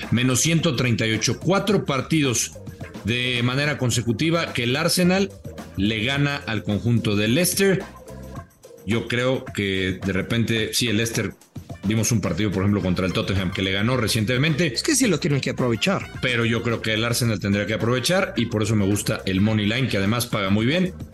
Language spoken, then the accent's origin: Spanish; Durango, Mexico; Soy de Durango.